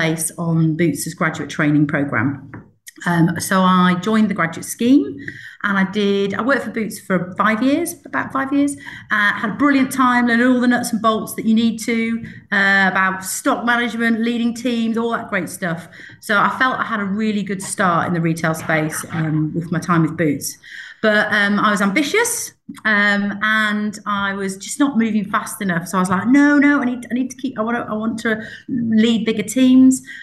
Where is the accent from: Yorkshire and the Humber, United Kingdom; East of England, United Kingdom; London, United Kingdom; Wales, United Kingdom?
Yorkshire and the Humber, United Kingdom; accent: northern; I am a northerner, Jeanette. You probably can tell a little bit with my accent. So I grew up in the north. I come from Yorkshire.